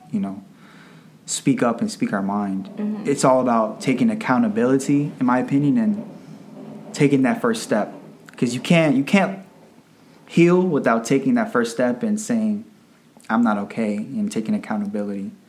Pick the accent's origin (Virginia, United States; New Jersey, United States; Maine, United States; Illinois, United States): Virginia, United States; Arlington; I'm 26 years old. I was born in Arlington, Virginia.